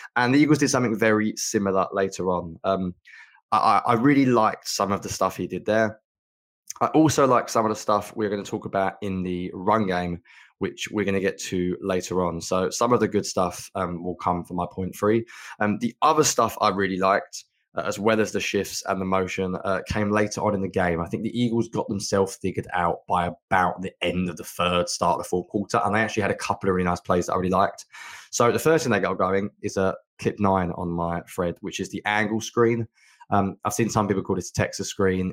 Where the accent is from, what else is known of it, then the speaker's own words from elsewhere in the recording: England, United Kingdom; being English